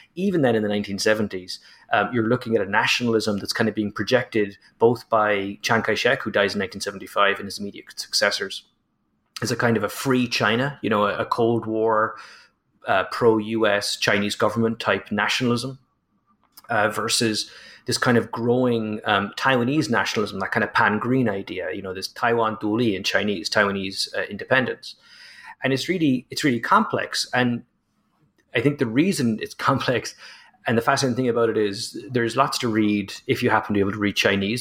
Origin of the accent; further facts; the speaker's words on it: Ireland; as an Irishman